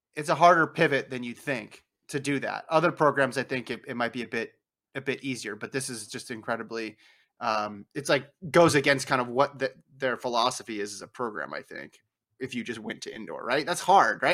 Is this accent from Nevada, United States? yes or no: yes; Nevada, United States; I grew up in Nevada, we say it Nevada